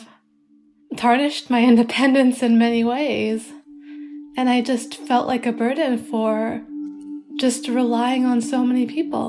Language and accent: English; Carson City, Nevada, United States; moved away as an adult; also born or lived in Toronto, Canada; I grew up in Carson City, Nevada.